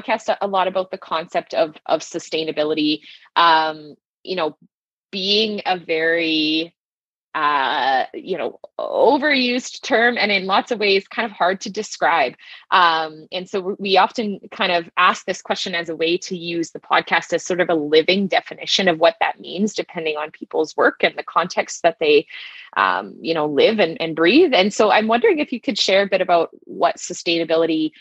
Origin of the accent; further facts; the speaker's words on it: southeastern Saskatchewan, Canada; I grew up in a small town in southeastern Saskatchewan of about 400, just about 400 people.